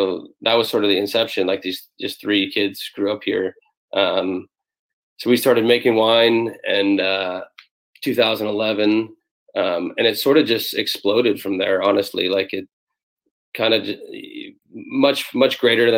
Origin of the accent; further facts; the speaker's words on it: Sonoma County, Bay Area, California, United States; born and raised in the Bay Area. I grew up here in Sonoma County